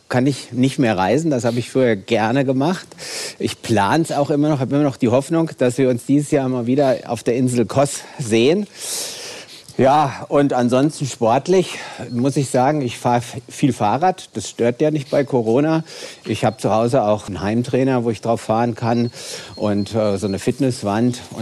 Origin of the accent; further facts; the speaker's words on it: Wiesbaden, Hesse, Germany; wir beide kommen ja aus Hessen, ich aus Wiesbaden.